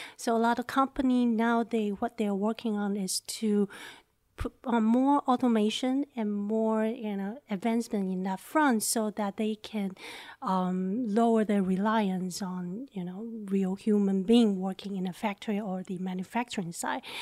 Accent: Taiwan; moved away; I'm from Taiwan

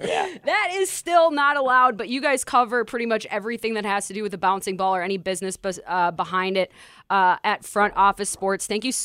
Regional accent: Minnesota, United States; now in Las Vegas, United States; I'm from Minnesota

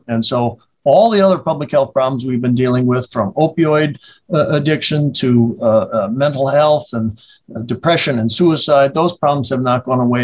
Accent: Madison, Wisconsin, United States; born and raised in Madison, educated here through medical school.

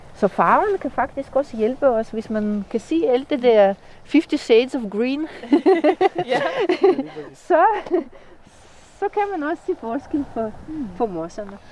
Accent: Russia; Danish is a second language; moved away as an adult; now in Denmark; oprindeligt kommer jeg fra Rusland, hvor jeg blev uddannet øh, som bryolog. Mm, jeg har boet i Danmark siden 2002

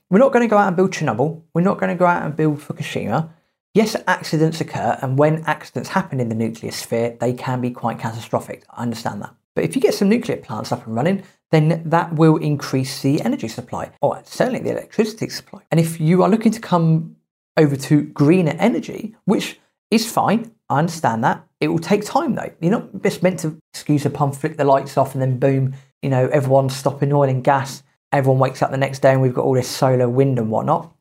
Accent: United Kingdom; as British people, we are quite resilient when we need to be

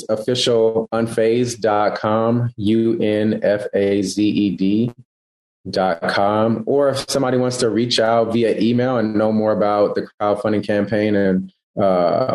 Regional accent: East Palo Alto, California, United States; moved away as an adult; also born or lived in Texas; my hometown, which is East Palo Alto Menlo Park

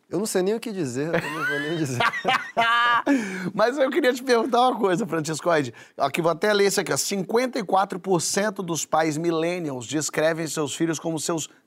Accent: Rio de Janeiro, Brazil; born there; Primeiro, quando eu nasci, minha mãe aqui no Rio

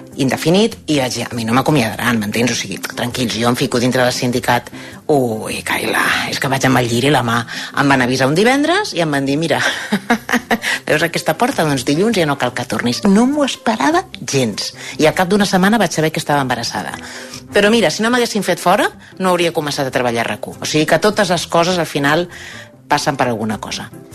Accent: Sant Cugat del Vallès, Catalonia, Spain; tinc 50 anys, sóc de Sant Cugat

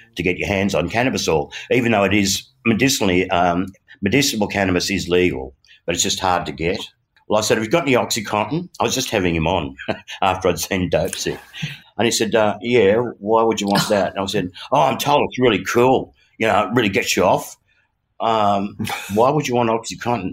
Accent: Australia; as an Aussie boy

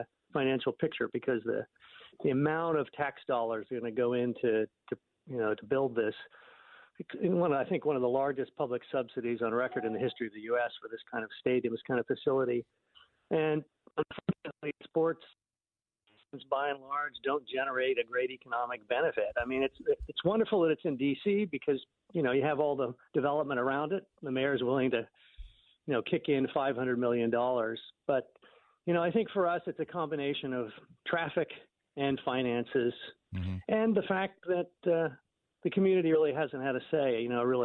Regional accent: Alexandria, Virginia, United States; I grew up in Alexandria

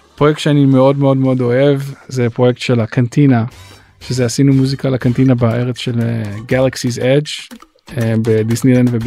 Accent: Israel; moved away as an adult; also born or lived in Los Angeles, United States; now in United States; אני ישראלי ואני מאוד, מאוד גאה בזה שאני ישראלי

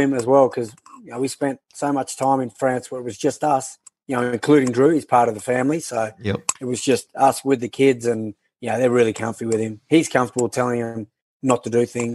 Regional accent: Canberra, Australian Capital Territory, Australia; I'm from Canberra

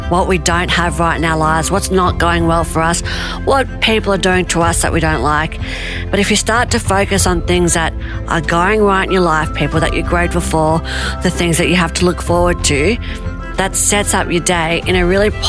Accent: New South Wales, Australia; also born or lived in Tahiti; I was born in Tahiti and we moved to Australia and we ended up moving down the south coast of New South Wales.

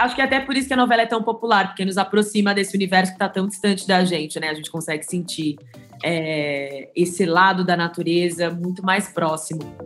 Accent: São Paulo, Brazil; eu sou aqui de São Paulo

